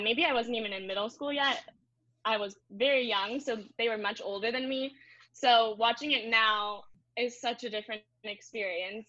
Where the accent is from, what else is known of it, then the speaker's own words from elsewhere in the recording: Orange County, California, United States; I'm born and raised in Orange County